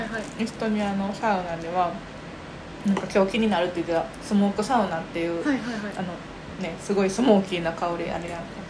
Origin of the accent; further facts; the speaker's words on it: Sakai, Osaka, Japan; そう堺が地元で